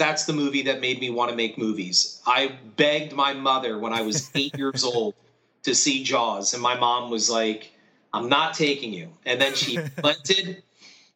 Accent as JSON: {"language": "English", "town": "Stroudsburg", "region": "Pennsylvania", "country": "United States", "tie": "born or raised there", "also_born_or_lived": "Easton, Pennsylvania", "said": "I was raised in Stroudsburg, Pennsylvania, which is right at the gateway of the Poconos"}